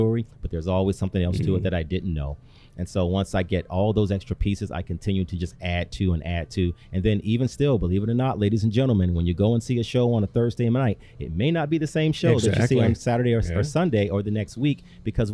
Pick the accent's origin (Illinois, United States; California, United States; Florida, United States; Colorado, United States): Illinois, United States; Chicago; now in Sioux Falls, United States; I grew up in Chicago, and in my particular neighborhood, there was no theater scene there